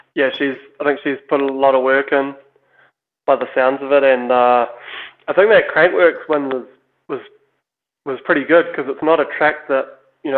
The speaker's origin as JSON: {"language": "English", "country": "New Zealand", "said": "we're obviously Kiwi"}